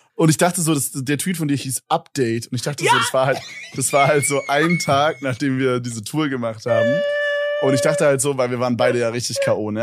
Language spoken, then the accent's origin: German; Berlin, Germany; Ich komme so aus Berlin